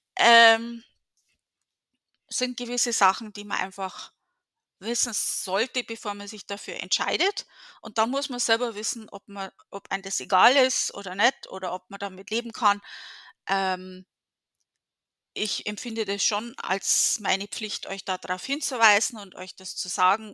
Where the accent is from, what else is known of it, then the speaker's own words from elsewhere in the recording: Germany; in der Gegend, wo ich aufgewachsen bin